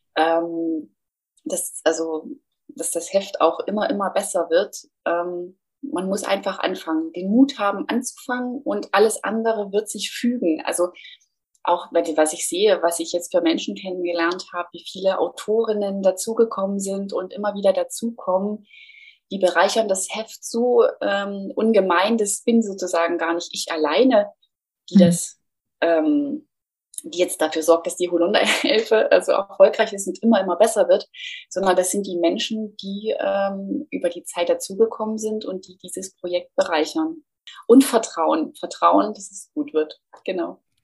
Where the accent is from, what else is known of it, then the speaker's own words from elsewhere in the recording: Thuringia, Germany; moved away as an adult; also born or lived in Nuremberg; Also habe meine Heimat Thüringen verlassen